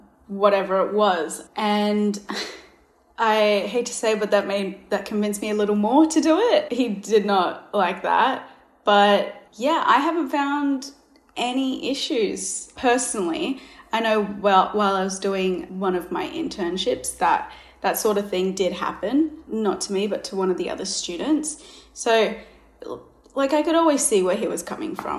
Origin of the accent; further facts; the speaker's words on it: Australia; I am Australian. I guess my parents are from Ethiopia. I was born here